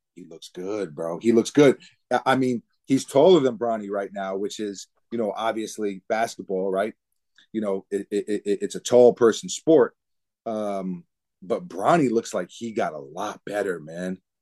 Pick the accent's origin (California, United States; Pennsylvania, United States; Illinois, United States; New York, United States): New York, United States; New York City; growing up in New York City, basketball is such a huge part of the culture